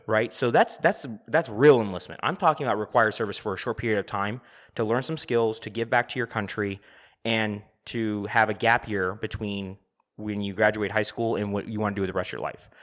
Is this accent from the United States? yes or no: yes; United States; I'm looking at it as an American